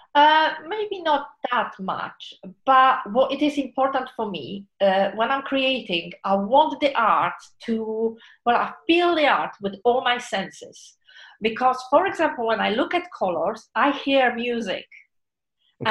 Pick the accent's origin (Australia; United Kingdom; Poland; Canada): Poland; moved away as an adult; I was born in Poland.